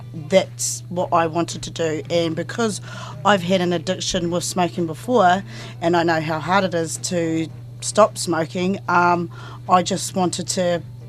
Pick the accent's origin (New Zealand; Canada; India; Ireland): New Zealand; Opotiki, Bay of Plenty; I come from a little place in the Bay of Plenty called Opotiki, but in a valley called Waiotahi